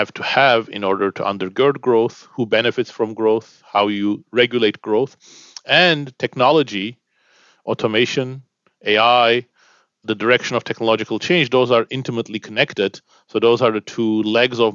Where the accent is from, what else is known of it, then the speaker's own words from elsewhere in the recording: Istanbul, Turkey; moved away as an adult; also born or lived in United Kingdom; I was born in Istanbul, Turkey, and I grew up in Istanbul until the age of 19 when I moved to the UK to study